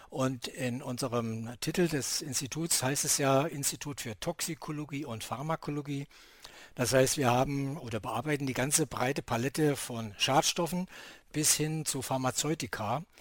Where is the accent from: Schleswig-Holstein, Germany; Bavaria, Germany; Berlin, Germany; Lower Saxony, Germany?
Schleswig-Holstein, Germany; Kiel; natürlich sind wir dann auch irgendwann als Kieler hier äh, direkt an, als Anrainer der Ostsee irgendwann mal auch mit der Ostsee in Berührung gekommen.